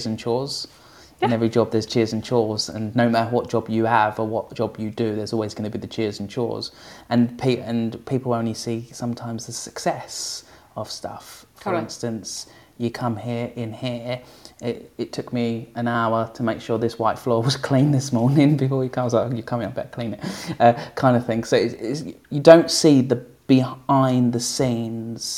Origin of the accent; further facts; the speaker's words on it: England, United Kingdom; I'm from England